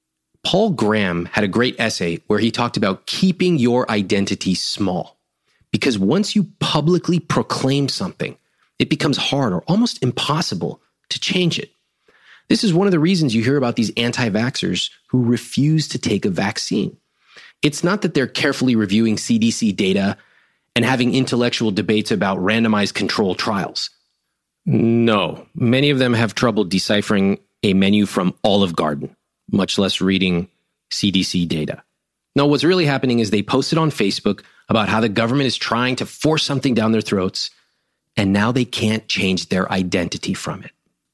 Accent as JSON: {"language": "English", "country": "India", "said": "I'm a good husband. I'm a good son. I'm Indian. I graduated from Stanford."}